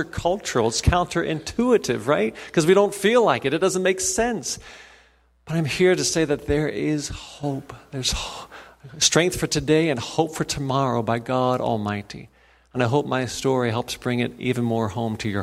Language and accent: English; Cincinnati, Ohio, United States; also born or lived in Indiana / Boston, Massachusetts; I grew up there in Cincinnati